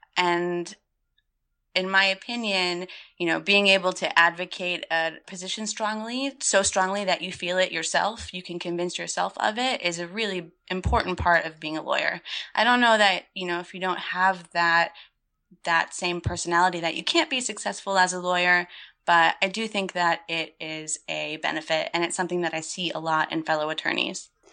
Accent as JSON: {"language": "English", "town": "Gulfport", "region": "Florida", "country": "United States", "tie": "born or raised there", "also_born_or_lived": "Chicago", "moved": "as an adult", "said": "I grew up in Gulfport, Florida, which is a really small town on the western coast of Florida on the Gulf of Mexico"}